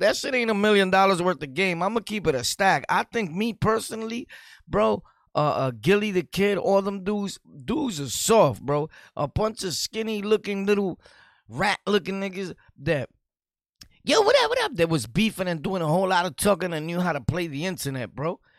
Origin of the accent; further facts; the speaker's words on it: New York City, New York, United States; I'm from New York City, Brooklyn